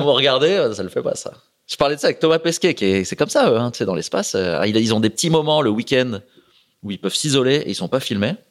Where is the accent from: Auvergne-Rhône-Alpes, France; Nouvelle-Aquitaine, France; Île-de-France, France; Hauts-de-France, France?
Hauts-de-France, France; La Croix-Saint-Ouen; moved away; also born or lived in Port-la-Forêt; il y avait un petit club à côté de chez moi, à la Croix-Saint-Ouen, un petit bled, sur l'Oise